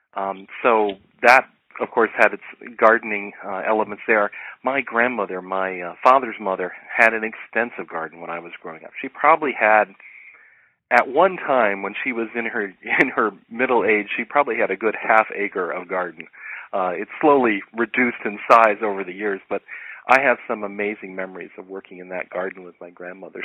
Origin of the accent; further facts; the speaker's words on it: Ohio, United States; moved away as an adult; now in Los Angeles, United States; growing up in Ohio, where you had very defined seasons.